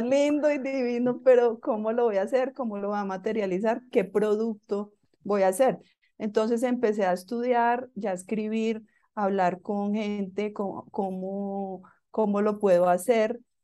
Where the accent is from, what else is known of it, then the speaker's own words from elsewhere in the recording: Bogotá, Colombia; yo soy colombiana, nací en Bogotá